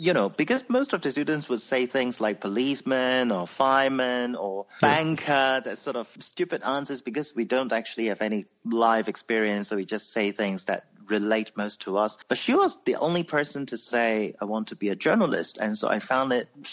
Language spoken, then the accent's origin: English; Hong Kong; I was born in Hong Kong to a, I would say, middle-class family.